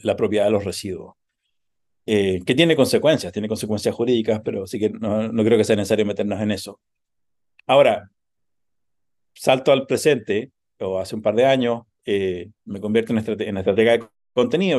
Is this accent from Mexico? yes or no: no; Chile; moved away as an adult; also born or lived in United States; now in New York, United States; crecí en Chile